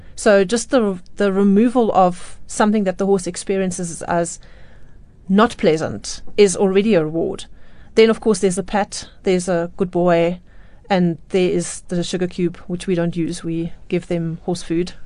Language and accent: English; Johannesburg, Gauteng, South Africa; I was born in Johannesburg